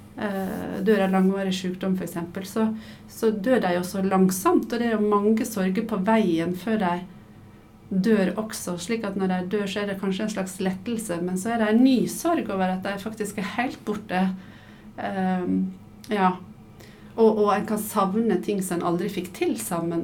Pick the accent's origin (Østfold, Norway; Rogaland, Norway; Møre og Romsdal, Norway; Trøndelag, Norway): Møre og Romsdal, Norway; Sunnmøre; moved away as an adult; now in Oslo, Norway; du hører sikkert at jeg er dialekt. Jeg er fra Sunnmøre og flytta til Oslo da jeg var 19.